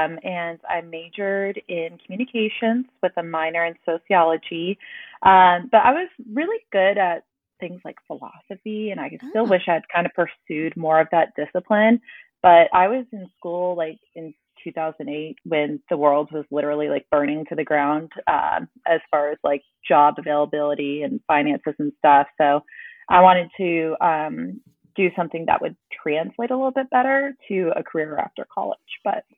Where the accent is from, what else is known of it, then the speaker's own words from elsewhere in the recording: Dallas, Texas, United States; born there; also born or lived in Charleston; Just by chance, I was actually born in Dallas, but then we moved to Charleston for